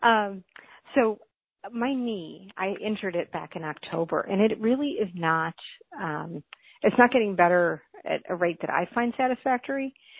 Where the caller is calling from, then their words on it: Minnesota, United States; I'm actually from Minnesota still.